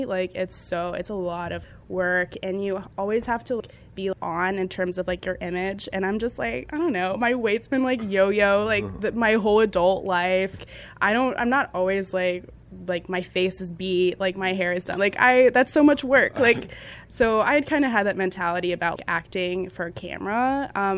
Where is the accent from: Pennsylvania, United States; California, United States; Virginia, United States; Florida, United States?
Virginia, United States; Northern; I'm from Northern Virginia